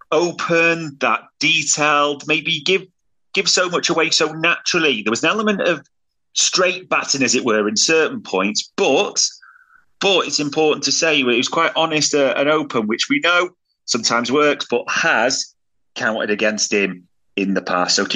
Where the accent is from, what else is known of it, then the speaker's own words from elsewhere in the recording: Germany; Happy to have Endo. I'm from Germany. I watch a lot of the Bundesliga.